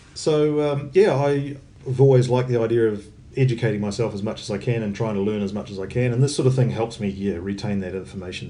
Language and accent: English; New Zealand; also born or lived in United States; I'm probably the only New Zealander with an AW.